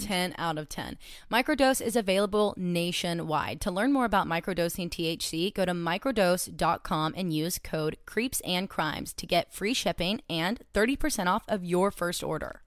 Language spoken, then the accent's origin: English; Cleveland, Tennessee, United States; I grew up in Cleveland, Tennessee